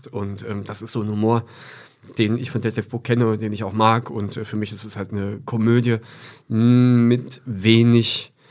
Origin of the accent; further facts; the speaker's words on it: East Germany, Germany; fand man als Ossi natürlich diese ganzen Parolen und alles, was man so von früher kannte, wieder.